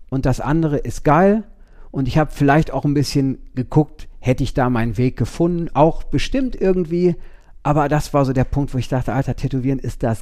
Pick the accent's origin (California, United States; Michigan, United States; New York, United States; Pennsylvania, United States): California, United States; East Los Angeles; ich komme nicht aus Wien. Ich komme aus East Los Angeles.